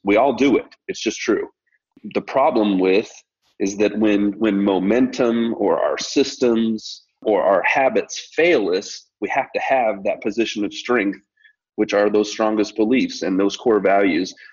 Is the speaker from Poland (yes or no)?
no; Colorado, United States; now in Tennessee, United States; I'm a kid from Colorado and spent most of my formidable years in, in Colorado and now living in Tennessee here